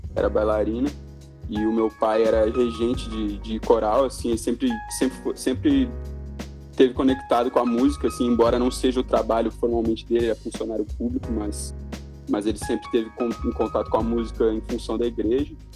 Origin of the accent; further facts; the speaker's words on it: Porto Alegre, Rio Grande do Sul, Brazil; moved away as an adult; eu sou de Porto Alegre, eu cresci lá, nasci, cresci lá, fiquei lá até os meus 20 anos